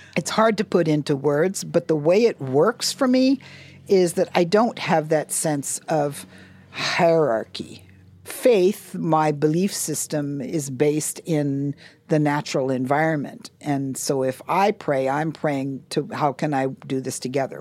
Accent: Hawaii, United States; we're Native people

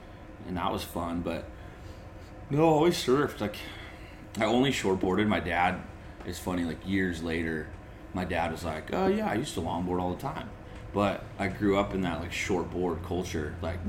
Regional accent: North San Diego County, California, United States; I grew up in North San Diego County, inland a little bit, but before there was a lot of people there.

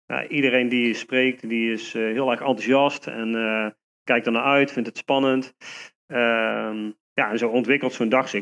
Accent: Nuenen, North Brabant, Netherlands; ik kom uit Nune. Hm. daar woon ik nu nog steeds, daar ben ik ook opgegroeid

